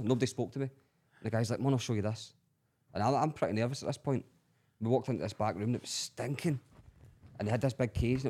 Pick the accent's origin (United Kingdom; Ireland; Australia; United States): United Kingdom; Scotland; So they'll say, where are you from? Scotland.